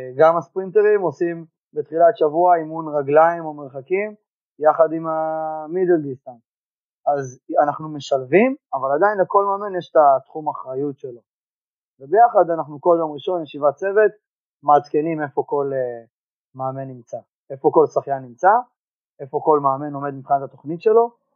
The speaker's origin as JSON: {"language": "Hebrew", "town": "Givat HaShlosha", "region": "Central District", "country": "Israel", "said": "בקיבוץ גבעת השלושה. תוך כדי במקביל התחלתי לעבוד בחוגי שחייה בקיבוץ. אה, היה שלוחה של האגודה של בית ברל אצלנו בקיבוץ"}